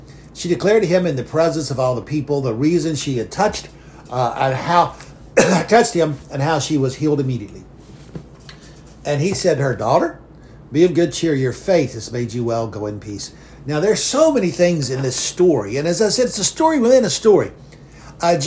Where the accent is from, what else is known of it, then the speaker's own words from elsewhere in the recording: McComb, Mississippi, United States; I am from Macomb, Mississippi. Where I was born and where my grandfather lived